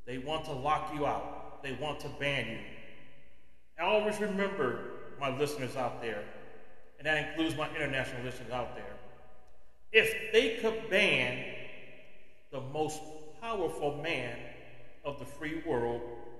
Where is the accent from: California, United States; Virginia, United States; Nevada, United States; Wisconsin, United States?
California, United States; moved away as an adult; my home state of California